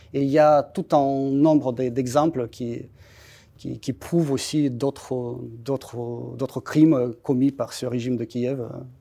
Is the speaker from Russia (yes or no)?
yes; Russia; French is a second language; moved away as an adult; now in France; en tant que Russe, j'ai vécu ça personnellement